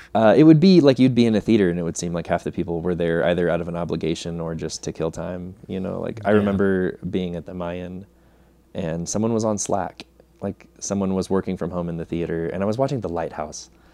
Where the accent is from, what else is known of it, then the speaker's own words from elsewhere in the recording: Fresno, California, United States; I grew up in Fresno, California